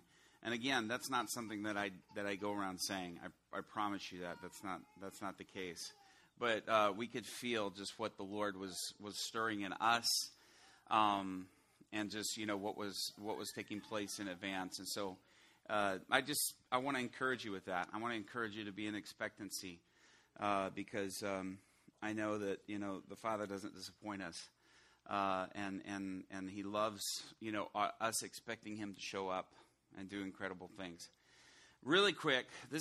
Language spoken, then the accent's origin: English; Chicago, Illinois, United States; also born or lived in Atlanta; Illinois, I'm from the Chicago area